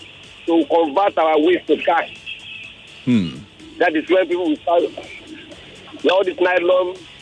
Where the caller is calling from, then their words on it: Lagos, Nigeria; I'm calling from Ogudu GRA, Ojota.